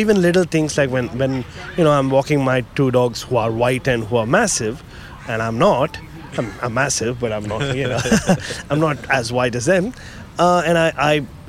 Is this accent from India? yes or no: yes; India; moved away as an adult; now in Australia; I was called all sorts of things even growing up in India